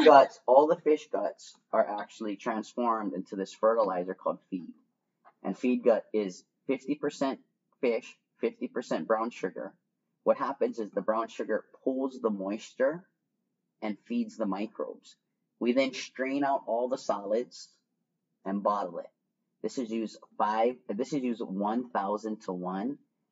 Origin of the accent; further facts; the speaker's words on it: Miami, Florida, United States; There was more of us there. I come from Miami.